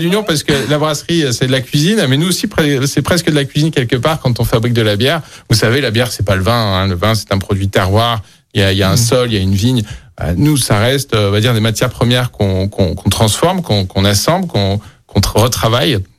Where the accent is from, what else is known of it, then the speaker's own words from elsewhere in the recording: Lyon, Auvergne-Rhône-Alpes, France; also born or lived in Vénissieux; je suis, un pur lyonnais. je, suis né à Vénitieux, j'ai grandi à Lyon.